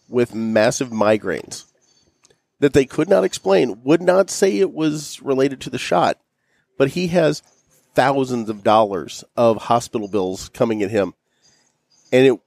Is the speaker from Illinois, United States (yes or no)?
yes; Pinckneyville, Illinois, United States; moved away; I was in Pinckneyville, Illinois, okay, my hometown